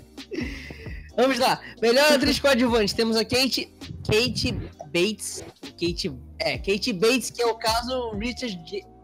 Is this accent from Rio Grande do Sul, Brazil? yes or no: no; Manaus, Amazonas, Brazil; aqui em Manaus